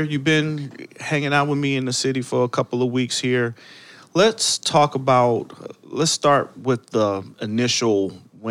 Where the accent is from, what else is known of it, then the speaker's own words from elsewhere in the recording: Cleveland, Ohio, United States; now in Chicago, United States; I now currently live in the great city of Chicago, but originally I was from Cleveland